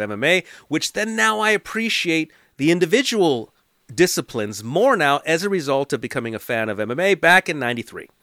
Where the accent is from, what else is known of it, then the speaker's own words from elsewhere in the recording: Los Angeles, California, United States; also born or lived in East Hollywood, Los Angeles; So I lived in the valley, but was born in Hollywood, then came back to the valley.